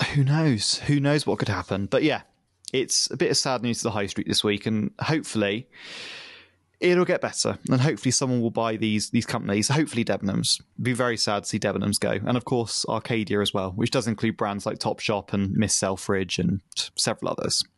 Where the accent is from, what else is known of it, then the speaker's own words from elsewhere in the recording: the Southwest, South West England, United Kingdom; my town where I grew up in the Southwest